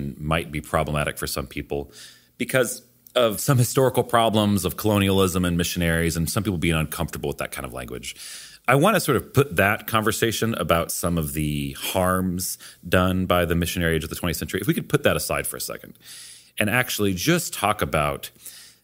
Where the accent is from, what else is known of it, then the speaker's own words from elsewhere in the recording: Charlottesville, Virginia, United States; my hometown of Charlottesville